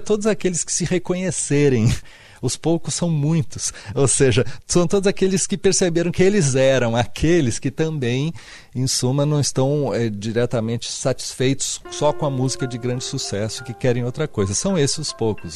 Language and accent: Portuguese; Santos, São Paulo, Brazil; eu sou da cidade de Santos e eu cresci